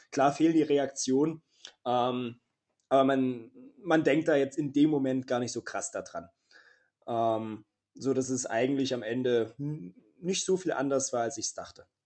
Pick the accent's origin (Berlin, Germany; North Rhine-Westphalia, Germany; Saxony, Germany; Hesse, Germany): Saxony, Germany; Leipzig; Leipzig, meine Heimatstadt.